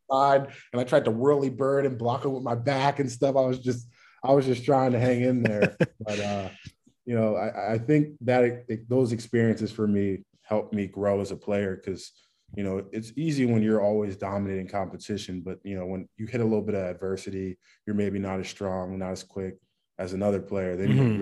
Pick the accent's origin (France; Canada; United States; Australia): United States; Bowie, Maryland; I'm from Bowie, Maryland, so DMV area, just like you said. Uh, lived there pretty much my whole life.